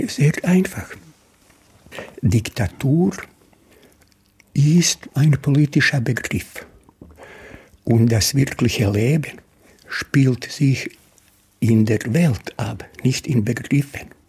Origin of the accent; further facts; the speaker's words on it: Duvna, Federation of Bosnia and Herzegovina, Bosnia & Herzegovina; born there; Mein Geburtsort Duvna, die wunderschöne Stadt Mostar, äh, aus Split.